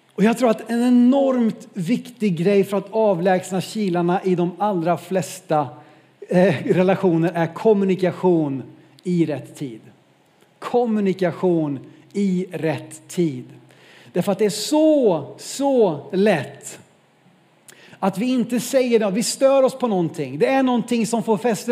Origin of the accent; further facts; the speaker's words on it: Norrland, Sweden; som norrlänning